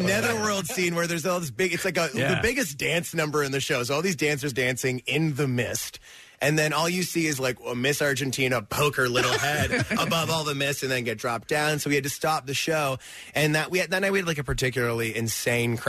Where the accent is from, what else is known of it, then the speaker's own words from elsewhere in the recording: New Brunswick, Canada; moved away as an adult; also born or lived in Chicago / Toronto; I was born on the east coast of Canada.